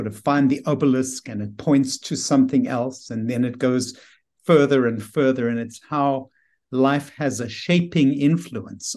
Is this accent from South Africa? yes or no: yes; Johannesburg, Gauteng, South Africa; moved away as an adult; also born or lived in New York City, United States; now in Bethesda, United States; I grew up in Johannesburg, South Africa